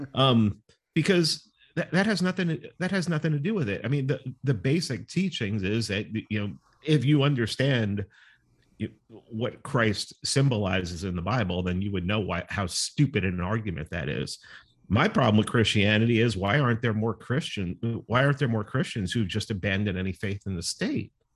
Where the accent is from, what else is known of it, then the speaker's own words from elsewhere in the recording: New York City, New York, United States; growing up in New York City